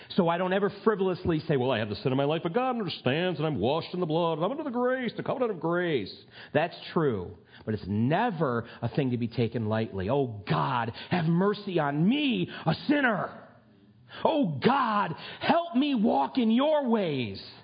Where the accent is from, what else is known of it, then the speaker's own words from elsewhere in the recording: United States; I'm a red blooded, flag waving, gun toting American